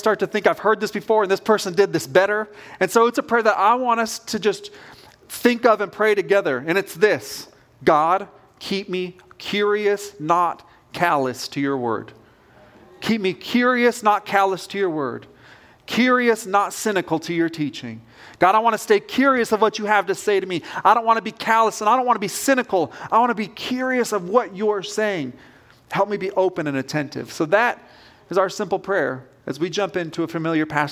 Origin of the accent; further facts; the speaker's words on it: Southern Oregon, United States; moved away; I grew up on the West Coast. I was born in a small town in Southern Oregon.